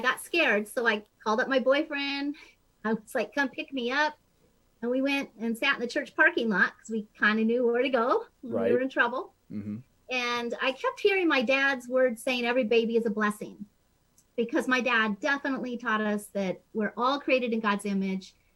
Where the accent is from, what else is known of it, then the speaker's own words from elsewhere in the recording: Billings, Montana, United States; I was raised in Billings, Montana, so we have quite different accents, you